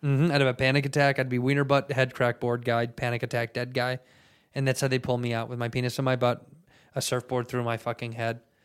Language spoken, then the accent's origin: English; United States; I'm American.